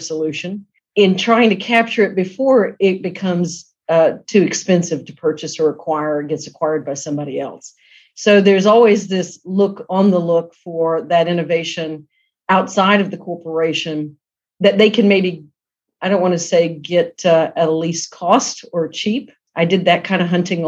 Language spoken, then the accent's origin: English; South Georgia, United States; I came from the South, grew up in South Georgia, and we're very scrappy people